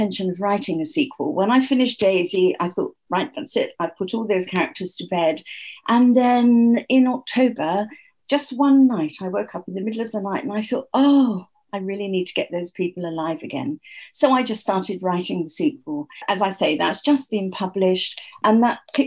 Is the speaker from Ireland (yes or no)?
no; England, United Kingdom; I'm English.